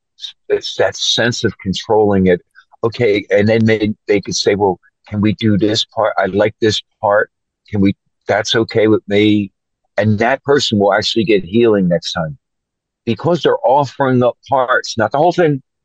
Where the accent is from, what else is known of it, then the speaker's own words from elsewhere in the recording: Philadelphia, Pennsylvania, United States; moved away as an adult; also born or lived in Oregon; now in United Kingdom; I grew up in Philadelphia, Pennsylvania